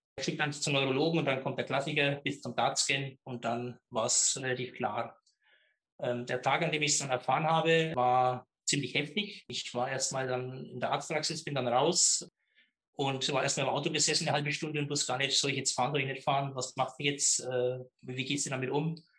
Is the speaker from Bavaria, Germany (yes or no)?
yes; Middle Franconia, near Schwabach, Bavaria, Germany; accent: Middle Franconian; komme aus Mittelfranken, aus einem kleinen Ort, äh, Rohe bei Schwabach und Schwabach wiederum in der Nähe von Nürnberg, ein richtiger Mittelfranke lässt sich vom Dialekt auch nicht ganz so verbergen.